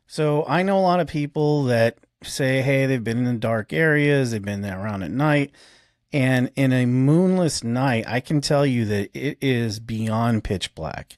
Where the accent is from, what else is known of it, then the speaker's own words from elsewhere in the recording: Arizona, United States; now in Ozarks, United States; I'm, I'm from Arizona